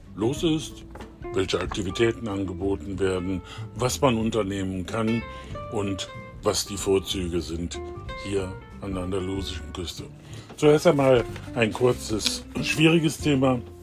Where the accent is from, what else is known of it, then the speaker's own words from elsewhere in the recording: Germany; wir als Deutsche